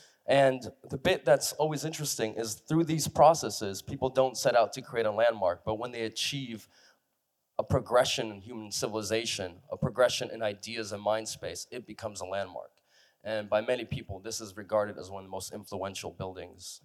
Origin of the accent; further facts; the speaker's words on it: San Francisco, California, United States; I grew up in San Francisco